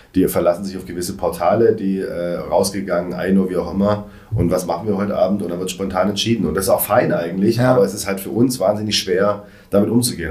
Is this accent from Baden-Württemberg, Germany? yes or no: yes; Reutlingen, Baden-Württemberg, Germany; moved away; also born or lived in Stuttgart; Ich komme ursprünglich aus Reutlingen